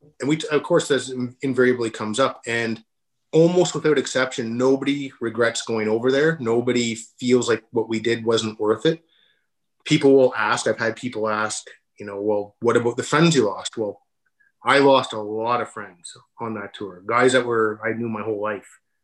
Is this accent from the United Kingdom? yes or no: no; Canada; We're not American. We're Canadian